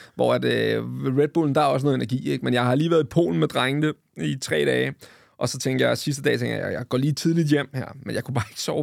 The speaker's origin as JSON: {"language": "Danish", "area": "Vestegnen", "region": "Capital Region of Denmark", "country": "Denmark", "said": "jeg er fra Vestegnen"}